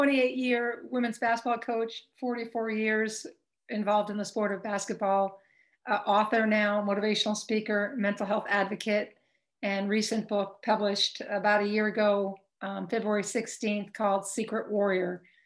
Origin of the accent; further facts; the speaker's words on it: Brunswick, Maine, United States; also born or lived in Texas / Garden City, New York / Jacksonville, Florida; Texas, and Garden City, New York, and Jacksonville, Florida. My brother was born in Bermuda, and then we were raised in Brunswick, Maine. So it meant a lot of stops